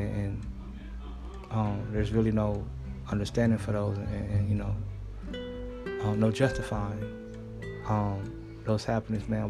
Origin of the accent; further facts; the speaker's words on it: Los Angeles, California, United States; back in Los Angeles, my hometown